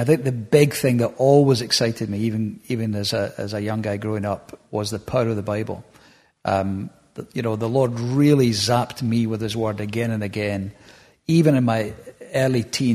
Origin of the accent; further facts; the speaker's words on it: Hamilton, Scotland, United Kingdom; also born or lived in Bellshill / Glasgow; Born in Belsill Maternity, lived in Hamilton most of my life, that area, further south for a while, but mostly Hamilton growing up.